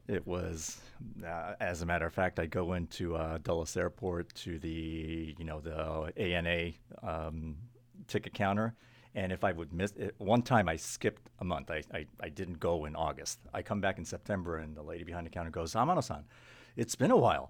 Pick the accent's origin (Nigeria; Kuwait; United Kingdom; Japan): Japan; English is a second language; also born or lived in New York, United States / Los Angeles, United States / Kuala Lumpur, Malaysia; I grew up in Japan and the United States and Malaysia for the first 20 years of my life. It was kind of half Japan, half overseas. 5 years in New York, 2.5 years in L.A., and the balance in Kuala Lumpur, Malaysia.